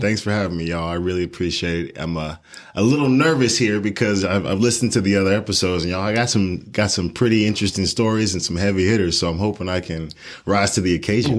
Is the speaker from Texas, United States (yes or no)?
yes; Houston, Texas, United States; also born or lived in Colorado Springs; born and raised in Houston, Texas